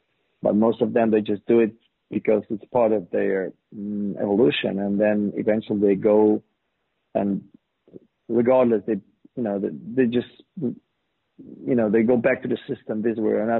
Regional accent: Poland; Well, I grew up in a very average family, two kids, I had an older brother. Born in '60s, I was born in '70s, late '70s, and we were raised in this communist regime.

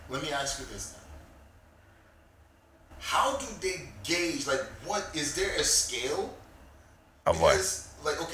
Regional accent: United States; accent: American; I spoke my American accent

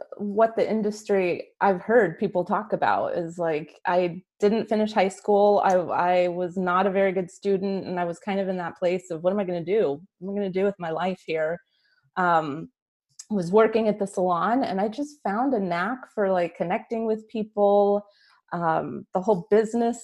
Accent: Albuquerque, New Mexico, United States; moved away as an adult; now in San Diego, United States; born and raised Albuquerque, New Mexico, but I'm currently living in San Diego, California. Have been for like the last 20 some years.

